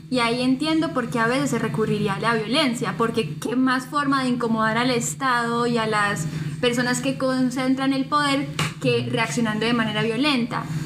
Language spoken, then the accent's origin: Spanish; Colombia; yo también me incluyo, porque yo también soy colombiana